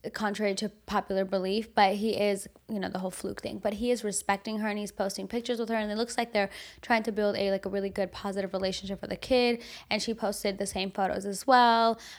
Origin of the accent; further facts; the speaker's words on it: Armenia; born there; You know, I was born in Armenia, I've been to Armenia several times since